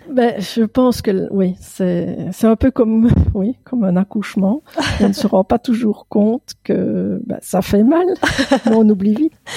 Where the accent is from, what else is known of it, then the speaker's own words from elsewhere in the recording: Belgium; Je suis belge